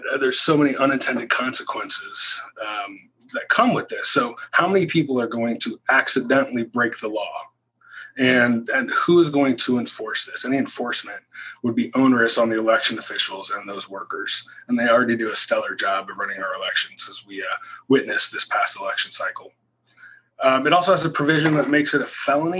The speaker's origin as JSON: {"language": "English", "town": "Roeland Park", "region": "Kansas", "country": "United States", "tie": "born or raised there", "said": "in my hometown where I live now, in Roland Park"}